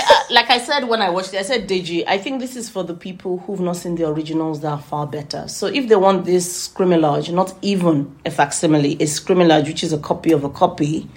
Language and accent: English; United Kingdom; we're British